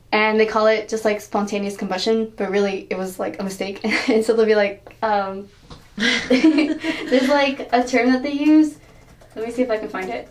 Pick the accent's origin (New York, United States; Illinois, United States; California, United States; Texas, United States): Texas, United States; Houston; I'm from Houston, so like NASA is in Houston, so everyone knew about it.